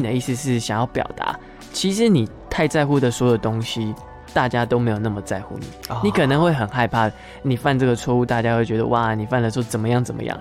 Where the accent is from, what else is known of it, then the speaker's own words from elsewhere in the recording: Miaoli, Miaoli County, Taiwan; moved away as an adult; also born or lived in Taichung; 我从小就在苗栗市长大，苗栗市，然后嗯。在这个地方，不管是学校或者是摊贩，嗯。就是日常生活的所有东西，嗯。其实都充斥着客语。嗯。一直到我大学去台中念书之后